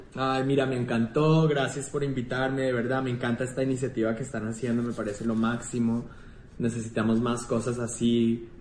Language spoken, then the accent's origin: Spanish; Colombia; moved away; Yo me siento súper colombiano y tengo muchas ganas de volver a vivir en Colombia pronto